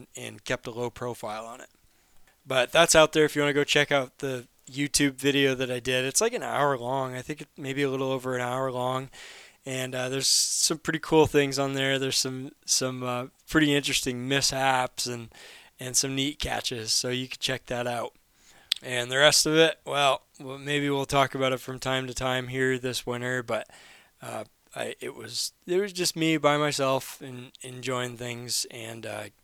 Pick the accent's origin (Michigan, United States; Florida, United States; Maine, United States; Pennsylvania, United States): Maine, United States; I'm from Maine